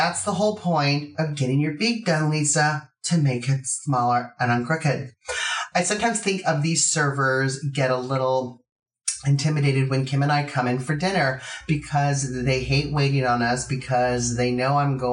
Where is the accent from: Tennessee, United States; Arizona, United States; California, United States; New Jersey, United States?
California, United States; Los Angeles; I'm from Los Angeles